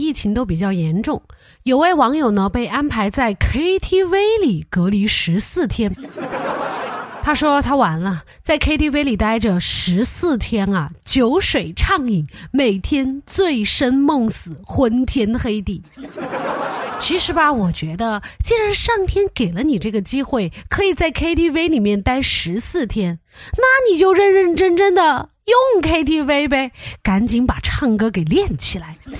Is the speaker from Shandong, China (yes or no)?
no; Sichuan, China; 这个室友他就问我说：“你是哪儿的呀？”我说：“我是四川的。”